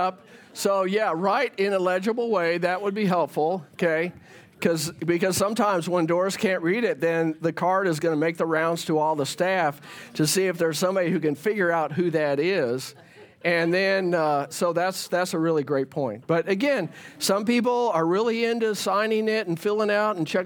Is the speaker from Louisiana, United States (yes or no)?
no; Fort Worth, Texas, United States; I grew up in Fort Worth